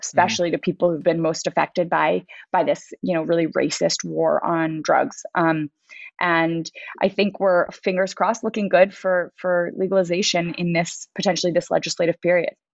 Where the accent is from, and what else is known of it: New York City, New York, United States; born or raised there